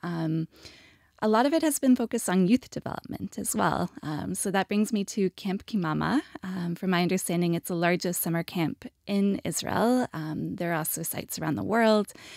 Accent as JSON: {"language": "English", "country": "Canada", "said": "as a Canadian"}